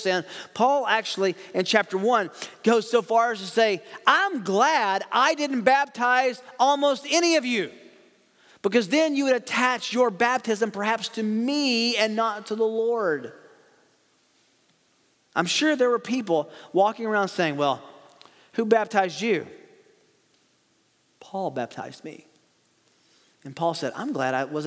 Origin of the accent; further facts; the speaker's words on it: the South, United States; I grew up in the South